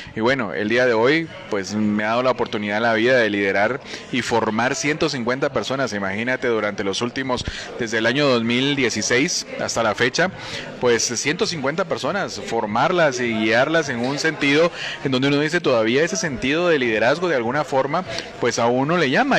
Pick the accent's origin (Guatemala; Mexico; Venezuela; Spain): Guatemala; lo que necesitamos nosotros como guatemaltecos